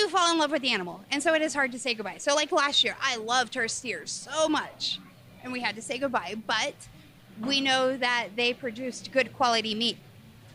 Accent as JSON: {"language": "English", "region": "Missouri", "country": "United States", "tie": "born or raised there", "moved": "yes", "lives_now": "Colorado, United States", "said": "I grew up in Missouri"}